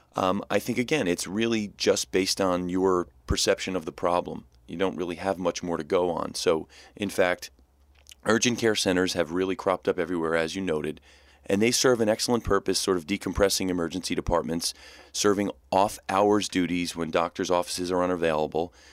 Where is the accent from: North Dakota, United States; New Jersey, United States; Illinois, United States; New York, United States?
New Jersey, United States; I'm born and raised in New Jersey